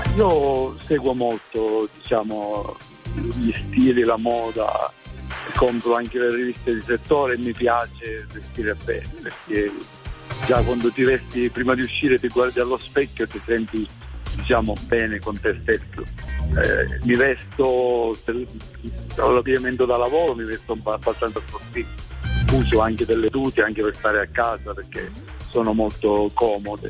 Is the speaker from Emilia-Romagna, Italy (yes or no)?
no; Sicily, Italy; now in Padua, Italy; sono siciliano ma vivo a Padova